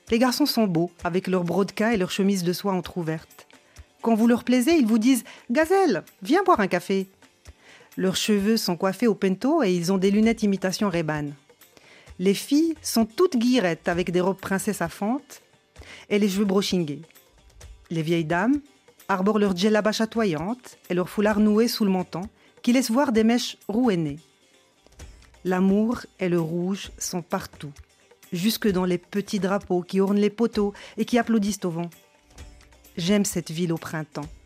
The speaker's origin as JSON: {"language": "French", "town": "Salé", "region": "Rabat-Salé-Kénitra", "country": "Morocco", "tie": "born there", "said": "Je ne suis pas né à Marrakech, je suis né à Salé. Près de Rabat"}